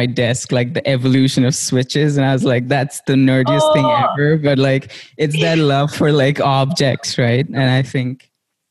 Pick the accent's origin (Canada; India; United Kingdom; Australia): India; now in United States; growing up in India